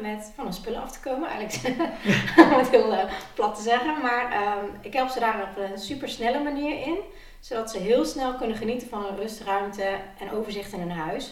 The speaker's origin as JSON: {"language": "Dutch", "town": "Nijmegen", "region": "Gelderland", "country": "Netherlands", "said": "ik kom uit Nijmegen"}